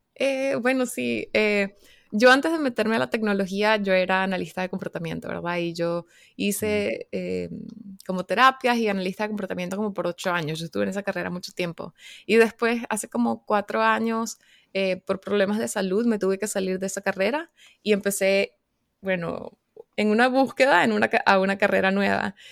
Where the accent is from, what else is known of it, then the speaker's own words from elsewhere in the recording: Caracas, Capital District, Venezuela; now in North Carolina, United States; yo soy de Caracas, Venezuela, pero ahorita estoy viviendo en Carolina del Norte, en los Estados Unidos